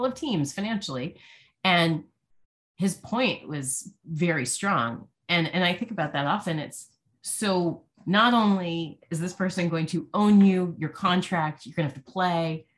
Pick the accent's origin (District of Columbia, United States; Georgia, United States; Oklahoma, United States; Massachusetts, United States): District of Columbia, United States; Washington; I grew up in Washington, D.C.